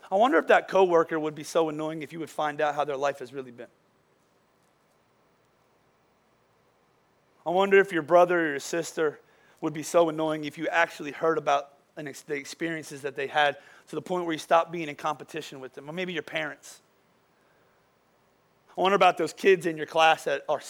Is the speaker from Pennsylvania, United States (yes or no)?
yes; Boyertown, Pennsylvania, United States; I'm from Boyertown